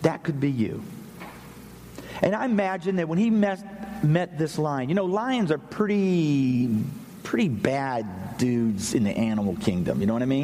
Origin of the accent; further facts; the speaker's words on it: Pennsylvania, United States; I'm from the north. I'm from Pennsylvania. We got lots of snow.